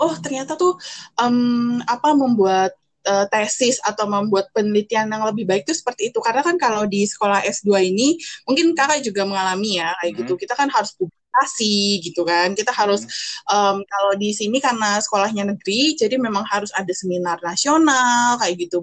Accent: Jakarta, Indonesia; moved away as an adult; now in Surakarta, Indonesia; saya besar di Jakarta

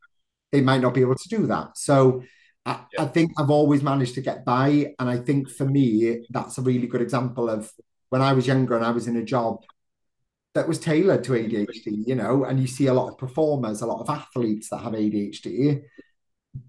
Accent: South Wales, United Kingdom; now in Manchester, United Kingdom; I'm originally from South Wales

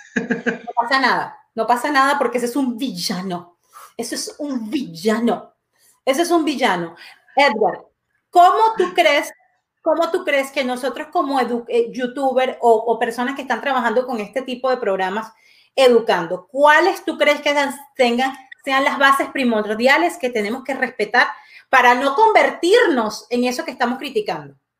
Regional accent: Venezuela; moved away as an adult; now in Quebec, Canada; yo nací en Venezuela y, evidentemente eh, viví 29 años de mi vida en Venezuela

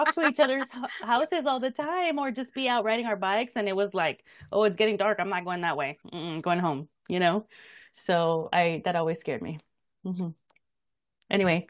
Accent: El Paso, Texas, United States; I grew up in El Paso, and there aren't really any bodies of water

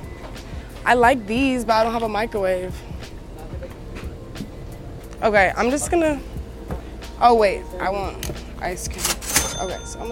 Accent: Atlanta, Georgia, United States; also born or lived in Lexington, Kentucky / Switzerland; I'm from Lexington, Kentucky. I'm East African. My mom's Eritrean. Grew up in Atlanta, Switzerland

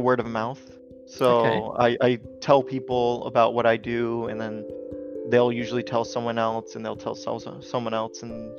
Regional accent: Washington, United States; I'm from Washington in the United States

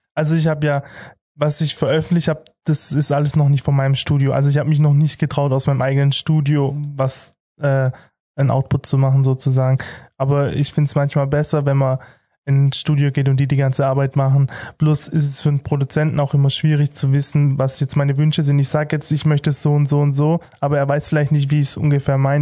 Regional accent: Heilbronn district, Baden-Württemberg, Germany; ich komme aus dem Kreis Heilbronn

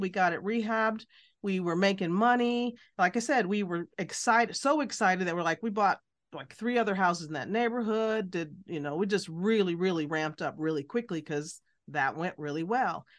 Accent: Alabama, United States; moved away; also born or lived in Midwest; I was born in Alabama, lived in the Midwest

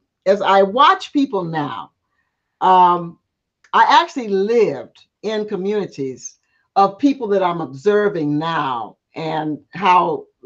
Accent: the South, United States; accent: Southern; my pattern of speech, you know, my Southern accent, you know, which I never got rid of, which is so funny, all the years I spent outside of the South.

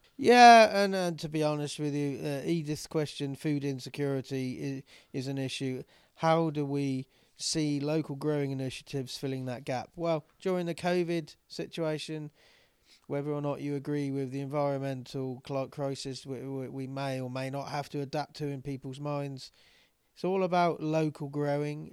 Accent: England, United Kingdom; I'm English

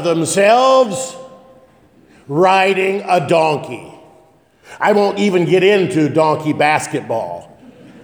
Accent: Northeast Nebraska, United States; when I was a youngster growing up in Northeast Nebraska

